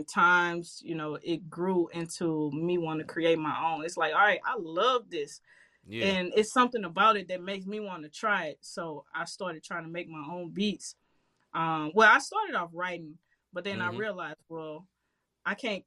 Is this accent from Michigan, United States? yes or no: no; St. Louis, Missouri, United States; I grew up in Walnut Park, crazy neighborhood in St. Louis.